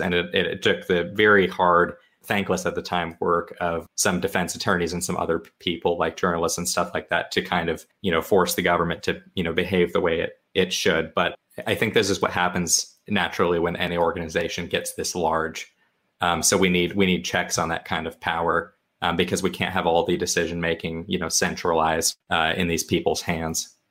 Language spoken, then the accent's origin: English; Washington, United States; moved away as an adult; now in Arizona, United States; I've, I've lived in Arizona since twenty twelve. I'm from Washington State originally